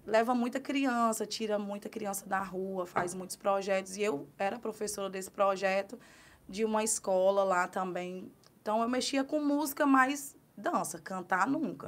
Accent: Guaraciaba do Norte, Ceará, Brazil; moved away as an adult; now in Carnaubais, Brazil; Eu sou da cidade de Guaraciaba do Norte, é, no Ceará

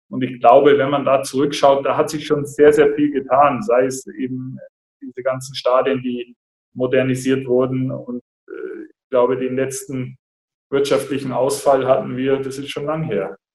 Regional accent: Augsburg, Bavaria, Germany; hier in Augsburg groß geworden und dann bin ich äh, 99 weg nach Kassel für ein Jahr

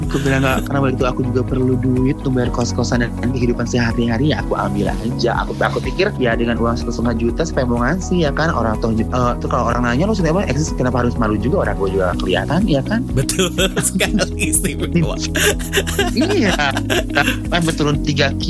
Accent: South Cianjur, West Java, Indonesia; aku tuh dari kalau kamu tahu kampung aku tuh kampung tuh jauh banget dari kota mm-hmm. dan benar kampung.

